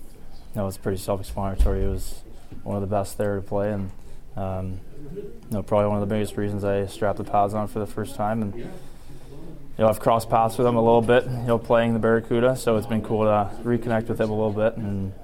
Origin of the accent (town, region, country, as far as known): Gilroy, California, United States; born or raised there